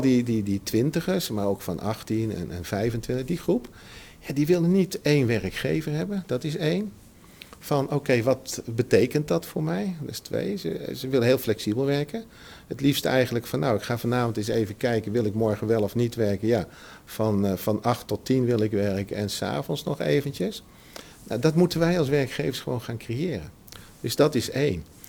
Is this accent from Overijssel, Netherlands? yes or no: no; Utrecht, Netherlands; ik ben, geboren in Utrecht. Dus ik ken Utrecht eh, goed